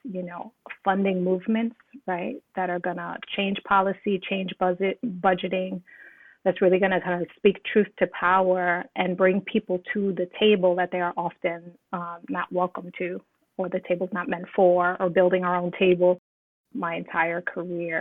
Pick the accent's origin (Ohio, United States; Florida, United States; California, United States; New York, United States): New York, United States; New York City; I grew up in East New York, Brooklyn